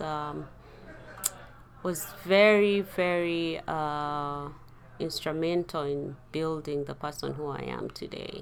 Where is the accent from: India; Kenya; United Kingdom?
Kenya; also born or lived in Uganda; we grew up as refugees in Kenya